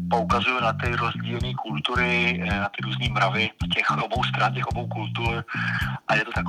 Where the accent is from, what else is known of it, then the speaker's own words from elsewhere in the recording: Malta; moved away as an adult; now in Czech Republic; pocházím na půl z Čech, na půl z Malty